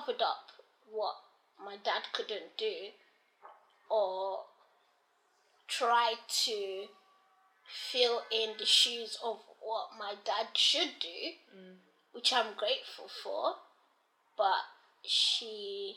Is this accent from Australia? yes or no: no; Nigeria; now in London, United Kingdom; I remember growing up in Nigeria